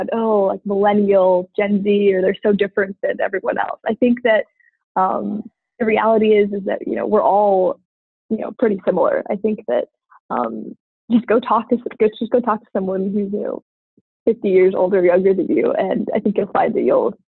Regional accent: United States; growing up in America

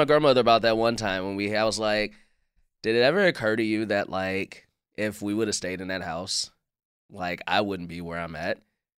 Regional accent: Chicago, Illinois, United States; growing up in Chicago, like I feel like I've had all different the whole gambit of Chicago. Like I grew up on the South Side

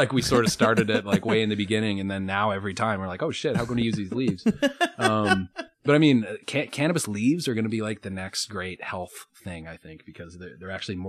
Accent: Colorado, United States; also born or lived in New York / Denver; I'm from Colorado

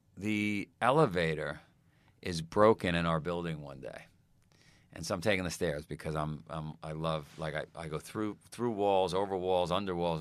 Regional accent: New York City, New York, United States; I grew up in Queens

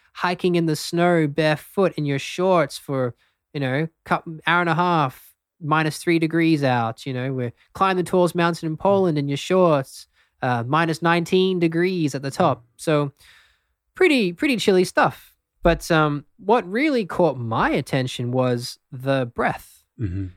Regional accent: Brisbane, Queensland, Australia; also born or lived in London, United Kingdom; I'm actually born in the UK, so I was born um, just outside of London, hmm. but grew up in Australia in Brisbane.

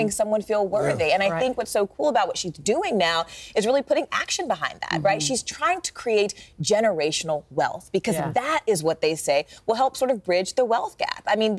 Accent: Greensboro, North Carolina, United States; I was growing up in Greensboro, North Carolina

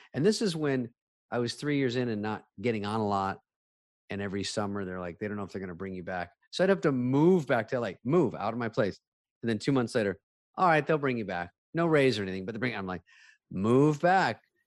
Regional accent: Arizona, United States; moved away; also born or lived in Los Angeles; I'm from Arizona

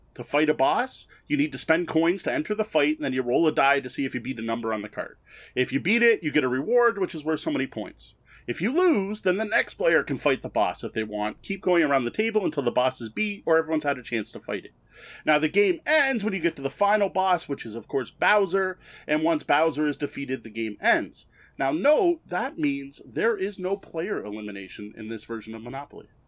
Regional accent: Canada; I'm Canadian.

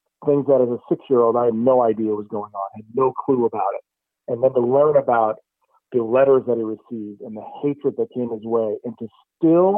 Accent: Walnut Creek, California, United States; I grew up in Walnut Creek in the East Bay

